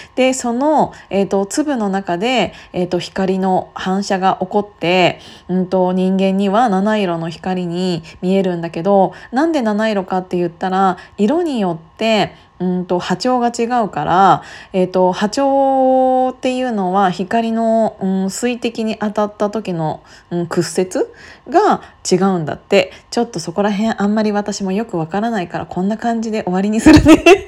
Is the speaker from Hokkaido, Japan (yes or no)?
no; Gunma, Japan; now in Tokyo, Japan; 自分の実家の群馬に帰る時